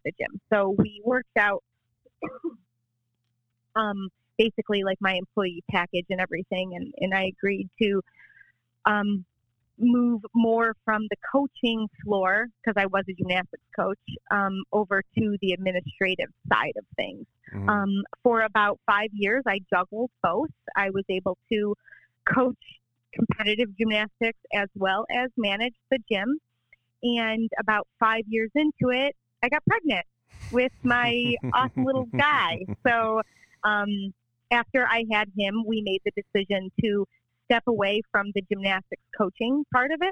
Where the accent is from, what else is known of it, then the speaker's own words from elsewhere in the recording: Ann Arbor, Michigan, United States; moved away as an adult; now in Charleston, United States; From Ann Arbor, Michigan.